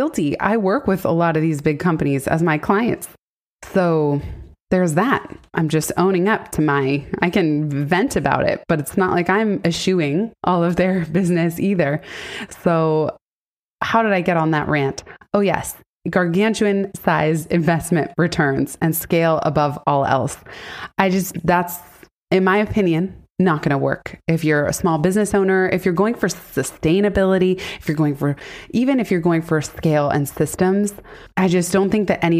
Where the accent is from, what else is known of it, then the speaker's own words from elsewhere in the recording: San Francisco, California, United States; also born or lived in Silicon Valley; I was born and raised in San Francisco and then Silicon Valley from seventh grade on.